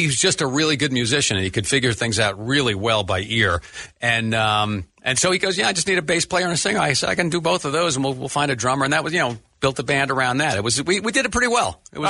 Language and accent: English; Long Island, New York, United States; I grew up in the New York area, right on Long Island. We were very close to New York City.